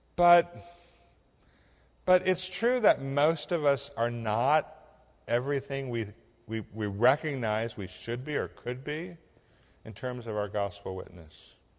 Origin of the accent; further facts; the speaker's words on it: Illinois, United States; moved away; I'm this cracker from Illinois